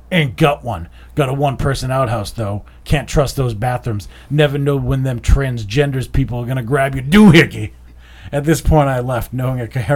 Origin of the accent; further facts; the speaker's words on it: Revere, Massachusetts, United States; we're from Revere